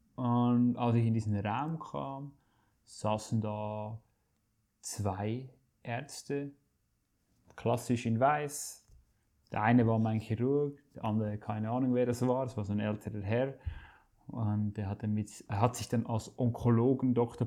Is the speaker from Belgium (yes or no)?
no; Switzerland; ich komme aus der Schweiz und bin gelernter Koch, ursprünglich aufgewachsen in einem Familienbetrieb meines Vaters